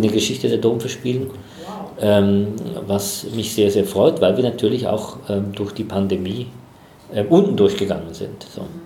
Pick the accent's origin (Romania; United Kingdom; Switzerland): Switzerland; Chur, Graubünden; moved away as an adult; also born or lived in Basel / Essen / Düsseldorf / Madrid; now in Bad Gandersheim, Germany; ich komme aus der Schweiz. In der Schweiz gibt es wenig große Städte. Es gibt Basel, es gibt Zürich. So, mhm. Die anderen das sind so kleinere Städte. Ich komme aus den, äh, aus den Bergen, aus Chur